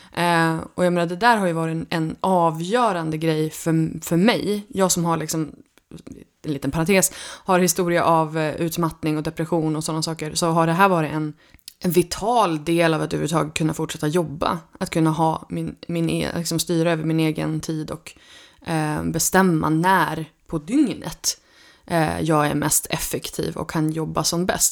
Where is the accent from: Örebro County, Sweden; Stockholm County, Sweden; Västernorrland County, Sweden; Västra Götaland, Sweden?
Västernorrland County, Sweden; Örnsköldsvik; moved away as an adult; Jag kommer från Örnsköldsvik från början och har nu flyttat hem till Lövik efter 17 år borta eh, därifrån